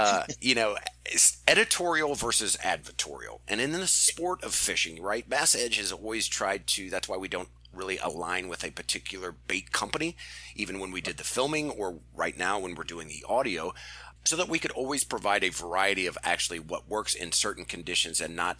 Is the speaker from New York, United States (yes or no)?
no; Missouri, United States; I'm from Missouri, so we actually have the St. Louis Battlehawks